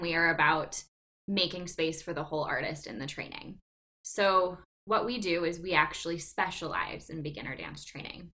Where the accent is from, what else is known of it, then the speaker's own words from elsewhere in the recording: Green Bay, Wisconsin, United States; I'm from Green Bay, born and raised.